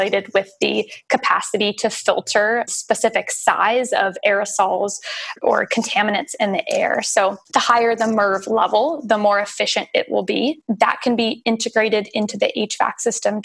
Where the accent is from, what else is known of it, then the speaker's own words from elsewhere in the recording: California, United States; now in Australia; I'm from California